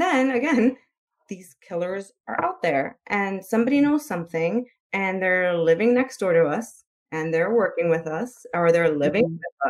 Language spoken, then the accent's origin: English; Chicago, Illinois, United States; I'm from Chicago, so I live in a city